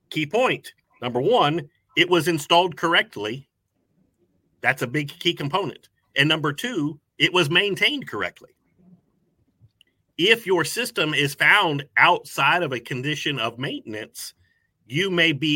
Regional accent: Tampa, Florida, United States; now in Acworth, United States; I was originally from Tampa, Florida. So I've grown up around lakes and oceans and all that kind of stuff.

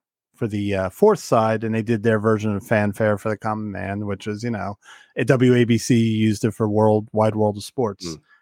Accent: Ireland; I was going to say I'm Irish. I can't do it, but obviously Scott could do it.

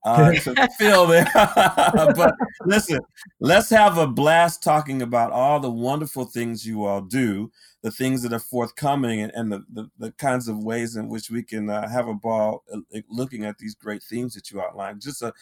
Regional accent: Detroit, Michigan, United States; I'm from Detroit.

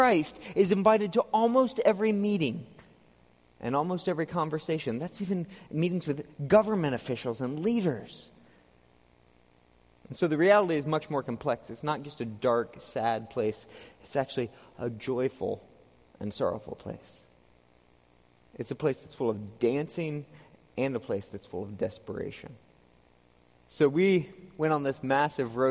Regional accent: Texas, United States; I came from Texas.

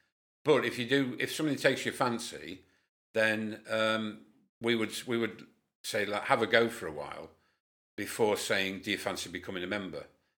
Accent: Whitehaven, North West England, United Kingdom; born there; also born or lived in Lincolnshire; now in Keighley, United Kingdom; I was born in Whitehaven, married in Lincolnshire after coming out of the RAF, moved up to Keighley with Magnet, and settled here, and we've been here 32 years.

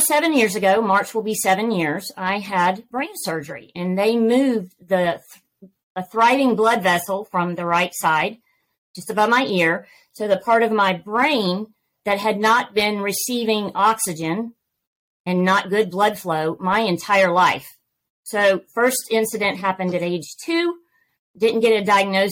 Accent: Georgia, United States; accent: Southern; I am born, raised, and have lived in Georgia all my life

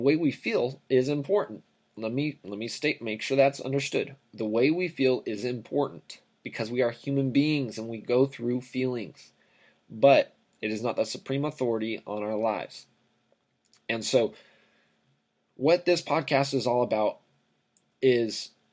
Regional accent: Riverside, California, United States; I grew up in Southern California, city of Riverside, California

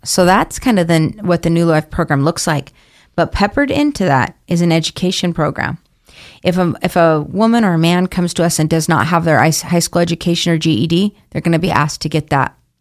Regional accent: Boise, Idaho, United States; I'm from Boise, but was staying in Idaho Idaho Falls at the time.

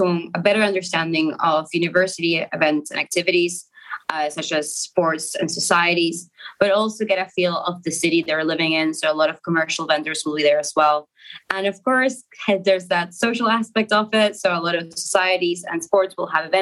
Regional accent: Argentina; moved away as an adult; now in Manchester, United Kingdom; I'm from Argentina

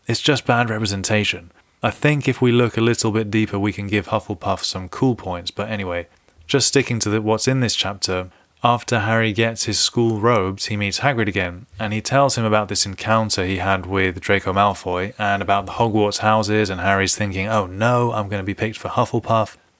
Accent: London, United Kingdom; being a Londoner

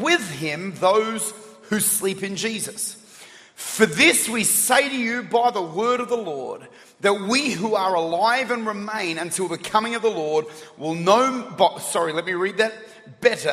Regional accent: Australia; I'm Aussie. I'm Australian.

